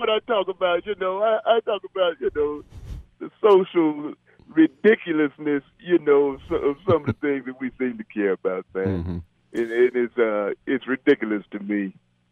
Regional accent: Chicago, Illinois, United States; now in Georgia, United States; I grew up in Chicago, actually, South side Chicago

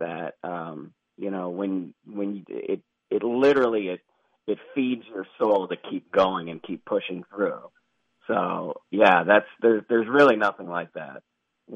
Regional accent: Chicago, Illinois, United States; now in Phoenix, United States; I grew up in Chicago and then I moved to Phoenix

